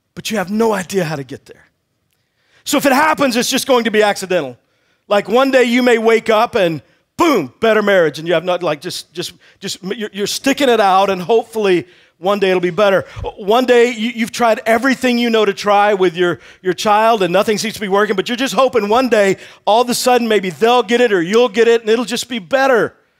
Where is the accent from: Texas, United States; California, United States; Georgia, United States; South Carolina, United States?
Texas, United States; I grew up in Texas